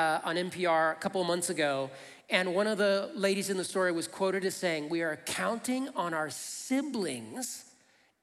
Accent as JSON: {"language": "English", "town": "Flint", "region": "Michigan", "country": "United States", "tie": "born or raised there", "said": "I grew up in Flint, Michigan."}